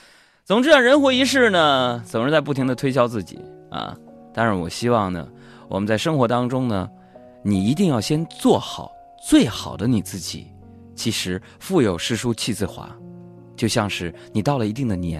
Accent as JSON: {"language": "Chinese", "region": "Fujian", "country": "China", "said": "你猜不到吧？H 打头，我是福建人呐。"}